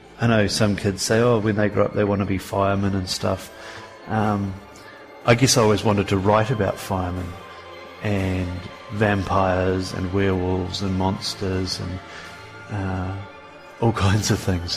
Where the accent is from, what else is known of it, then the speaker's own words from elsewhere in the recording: Kaikoura, Canterbury, New Zealand; growing up in Kaikoura, we had this sort of farming environment in the background